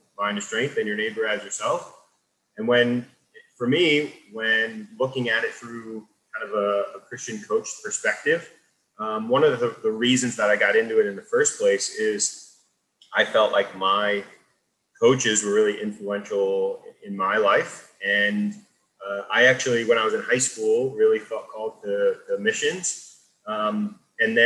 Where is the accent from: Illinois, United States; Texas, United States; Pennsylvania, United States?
Pennsylvania, United States; I grew up in Eastern Pennsylvania outside of Philly